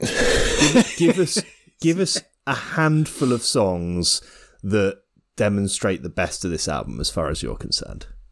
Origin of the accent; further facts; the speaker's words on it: United Kingdom; as a Brit